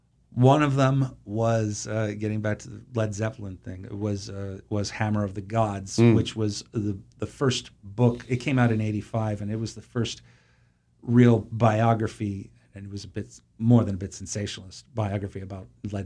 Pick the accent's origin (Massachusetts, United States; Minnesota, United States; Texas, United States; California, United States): Massachusetts, United States; I grew up in Massachusetts, and Jaws was shot on Martha's Vineyard in 1973. That was, that's the Martha's Vineyard of my childhood.